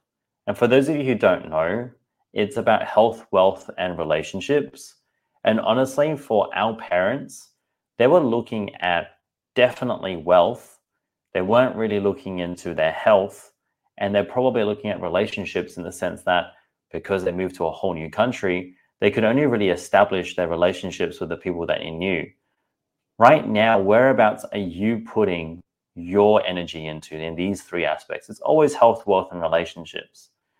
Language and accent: English; Singapore; I'm like, I'm not sure if you realize, but I'm also Asian too. I'm from Singapore. I eat rice and noodles.